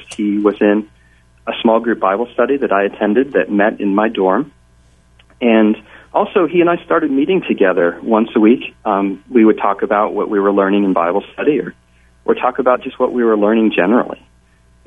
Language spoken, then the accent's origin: English; Pleasant Valley, New York, United States; moved away as an adult; also born or lived in Gettysburg, Pennsylvania; I grew up in the Hudson Valley, in Pleasant Valley, New York